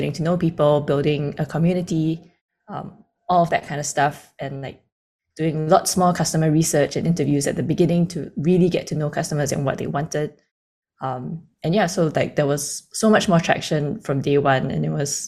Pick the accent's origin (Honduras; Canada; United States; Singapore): Singapore; also born or lived in Sydney, Australia; Born and raised